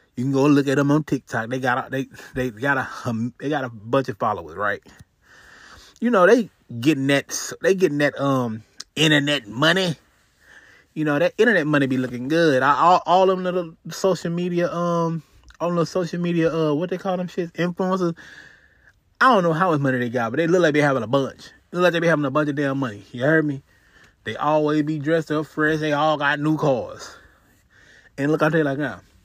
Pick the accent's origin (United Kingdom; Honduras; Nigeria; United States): United States; Houston, Texas; I'm from Texas, Houston, Texas.